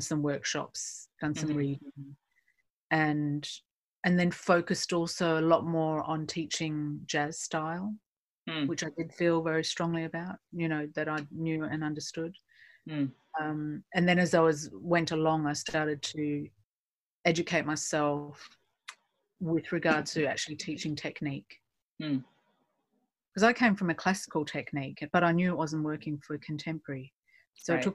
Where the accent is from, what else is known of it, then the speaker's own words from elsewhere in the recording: Perth, Western Australia, Australia; moved away as an adult; also born or lived in New York; now in London, United Kingdom; I grew up in Perth, Western Australia, many moons ago